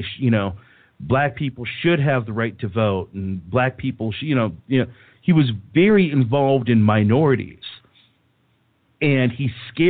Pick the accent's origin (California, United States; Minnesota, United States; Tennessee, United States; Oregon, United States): California, United States; I'm from the Bay Area, and the People's Temple was a Bay Area thing.